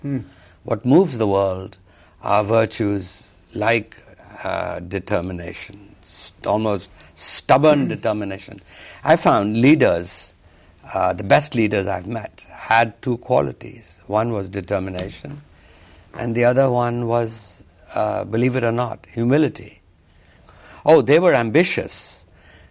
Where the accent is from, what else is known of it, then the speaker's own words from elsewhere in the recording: Punjab, India; also born or lived in Pakistan; And I grew up in Punjab, which is in the northwest of India